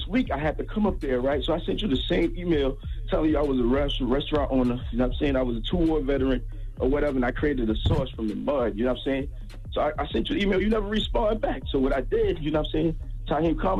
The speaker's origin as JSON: {"language": "English", "town": "Georgetown", "region": "South Carolina", "country": "United States", "said": "I'm from South Carolina."}